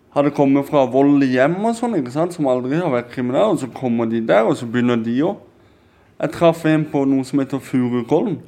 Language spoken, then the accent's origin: Norwegian; Kristiansand, Agder, Norway; Vi er fra Kristiansand